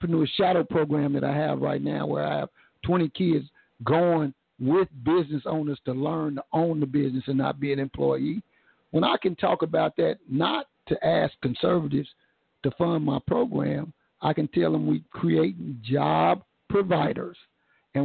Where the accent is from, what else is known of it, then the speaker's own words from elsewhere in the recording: Tulsa, Oklahoma, United States; Tulsa creates so many superstars. We create superstars because if you come from a place that this conservative